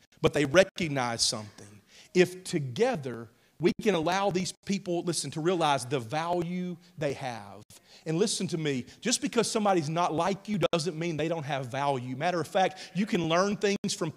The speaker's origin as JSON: {"language": "English", "region": "Mississippi", "country": "United States", "tie": "born or raised there", "moved": "yes", "lives_now": "Oklahoma, United States", "said": "I grew up in Mississippi."}